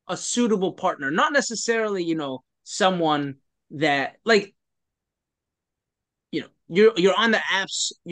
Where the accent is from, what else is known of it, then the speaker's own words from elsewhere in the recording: Toronto, Ontario, Canada; also born or lived in United States; we're actually both from Toronto